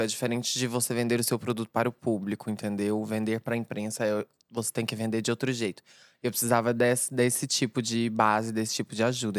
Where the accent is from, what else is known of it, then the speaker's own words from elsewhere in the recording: Uberlândia, Minas Gerais, Brazil; now in São Paulo, Brazil; o meu background lá na minha cidade, Uberlândia